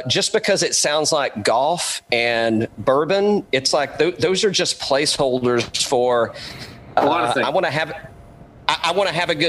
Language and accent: English; East Tennessee, United States; moved away; I grew up in East Tennessee